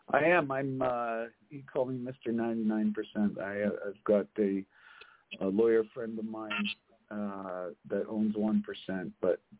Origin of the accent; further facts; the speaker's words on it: Kelowna, British Columbia, Canada; born there; I was born in Kelowna, British Columbia.